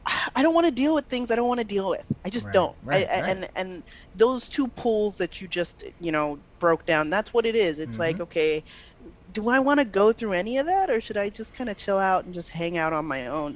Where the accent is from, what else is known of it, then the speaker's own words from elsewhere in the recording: Nigeria; I mean, and especially being Nigerian, like, we are used to seeing these big old Bella Naija weddings.